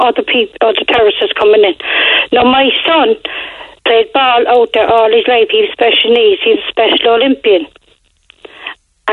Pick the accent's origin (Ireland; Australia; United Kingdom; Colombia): Ireland; Cork, Munster; also born or lived in Fairfield, Cork; I was born and reared in Churchfield